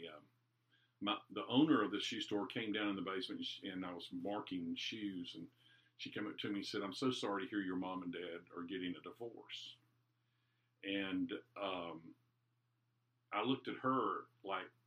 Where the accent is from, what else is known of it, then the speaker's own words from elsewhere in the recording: Durham, North Carolina, United States; I grew up in Durham, North Carolina.